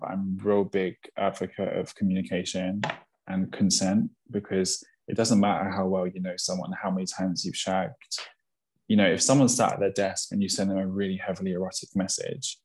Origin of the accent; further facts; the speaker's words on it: United Kingdom; especially as a British thing